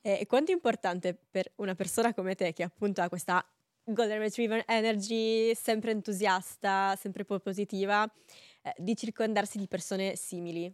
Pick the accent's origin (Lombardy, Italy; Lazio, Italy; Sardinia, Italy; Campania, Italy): Sardinia, Italy; province of Cagliari; io sono sarda